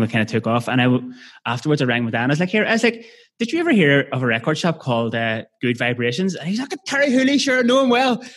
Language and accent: English; Belfast, Northern Ireland, United Kingdom; growing up in Belfast